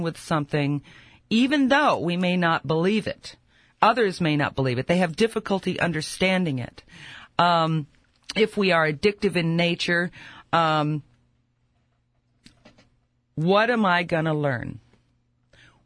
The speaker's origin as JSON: {"language": "English", "country": "United States", "said": "I'm an American"}